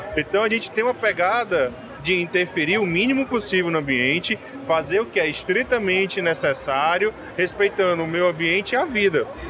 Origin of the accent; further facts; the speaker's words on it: Fortaleza, Ceará, Brazil; now in Manaus, Brazil; vou para Fortaleza, que é a minha, minha cidade natal